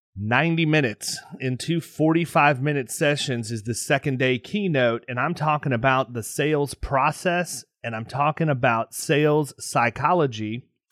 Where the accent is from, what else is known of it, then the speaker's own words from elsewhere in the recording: Tampa, Florida, United States; my hometown, Tampa, Florida